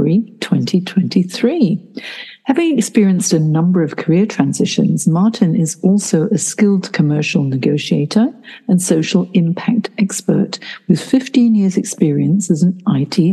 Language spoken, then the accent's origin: English; Hong Kong; I grew up in Hong Kong, which was, you know, like bright lights, big city as well